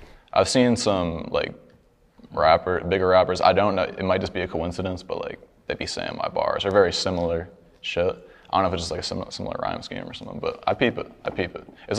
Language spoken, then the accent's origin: English; Oklahoma, United States; Because I'm originally from Oklahoma.